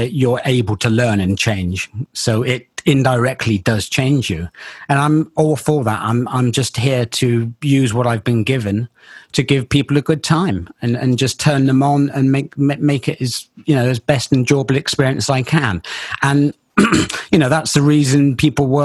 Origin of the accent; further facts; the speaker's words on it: Bristol, South West England, United Kingdom; accent: Bristol; my Bristol accent comes out every now and again. It took me years to try and hide it, but it just does come out occasionally.